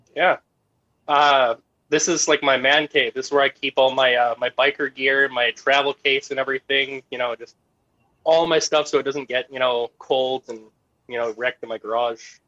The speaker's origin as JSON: {"language": "English", "country": "Canada", "said": "me being Canadian, I have a bit more of a grasp on the Canadian market"}